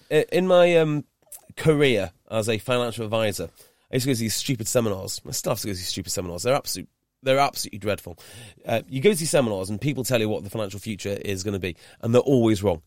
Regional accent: Wales, United Kingdom; growing up in Wales

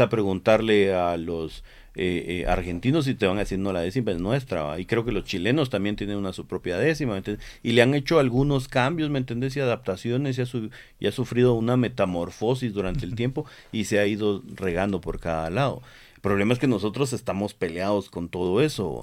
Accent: Guatemala; nosotros somos eh, guatemaltecos

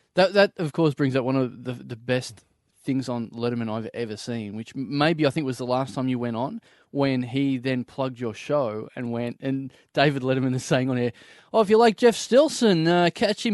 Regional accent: Maryborough, Australia; moved away; I've gone back to my hometown of Mary Burrow

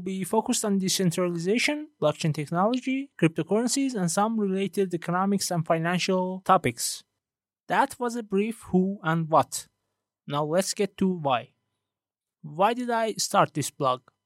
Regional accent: Iran; first language Persian; English is a second language; I'm originally from Iran and English isn't my native language

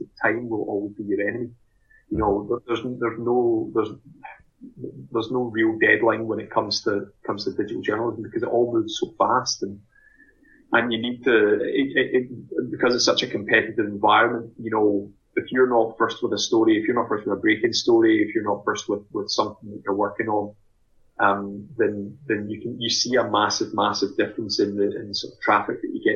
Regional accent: Glasgow, Scotland, United Kingdom; moved away as an adult; now in Edinburgh, United Kingdom; I'm originally from Glasgow

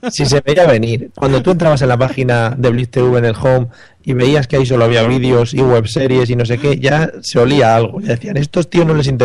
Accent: Spain; que somos españoles, hombre, que el inglés lo tenemos flojete.

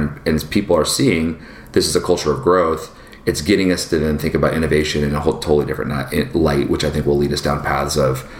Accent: Seattle, Washington, United States; From a culture perspective, my mom, you know, and dad being in the Northwest, like, we grew up in Seattle, and at the time technology was booming, Microsoft and Amazon was coming up.

